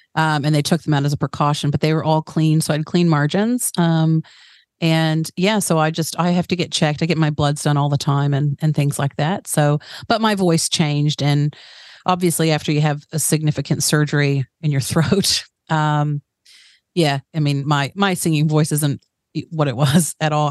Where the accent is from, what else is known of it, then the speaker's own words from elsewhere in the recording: Chattanooga, Tennessee, United States; accent: American; moved away as an adult; also born or lived in New Jersey; now in New Zealand; when I was really young, my family moved down to Tennessee in a place called Chattanooga